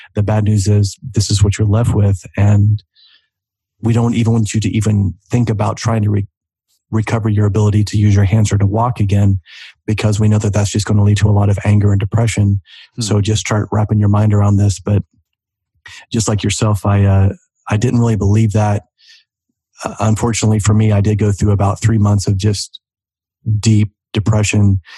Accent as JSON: {"language": "English", "region": "Oklahoma", "country": "United States", "tie": "born or raised there", "said": "growing up in Oklahoma"}